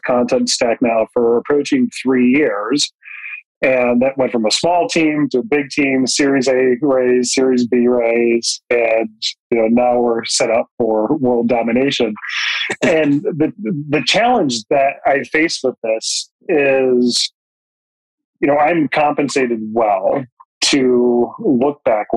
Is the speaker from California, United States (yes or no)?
no; Jackson, Michigan, United States; I grew up in Jackson, Michigan